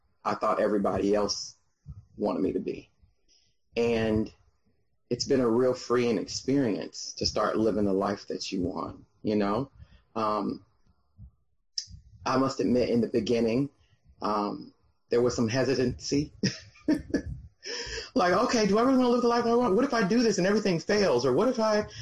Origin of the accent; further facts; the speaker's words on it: Atlanta, Georgia, United States; moved away as an adult; now in Melbourne, Florida, United States; I'm from Atlanta, Georgia. Been there since